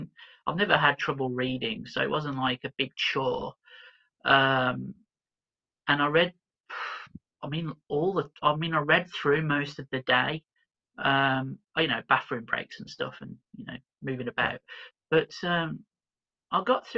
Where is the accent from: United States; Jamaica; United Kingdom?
United Kingdom; Birmingham, West Midlands; born there; I was born in Birmingham.